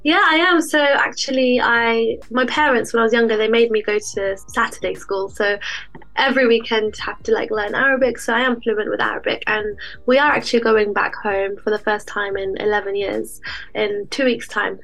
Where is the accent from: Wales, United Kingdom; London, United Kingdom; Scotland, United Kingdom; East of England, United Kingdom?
London, United Kingdom; moved away as an adult; I grew up there and I left London